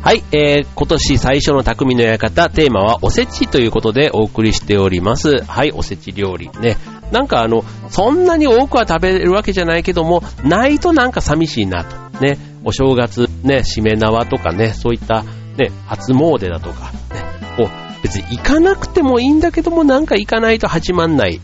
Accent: Osaka, Japan; moved away; 僕の実家のある大阪に帰ってしまっていて

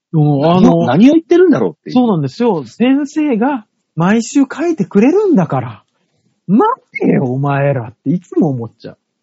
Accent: Shimane, Japan; 私の地元の島根県の、あの、マイショップ岩田では

